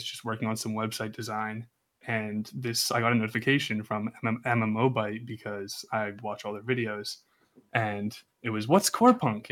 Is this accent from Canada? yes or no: yes; Toronto, Ontario, Canada; I'm from Toronto, Canada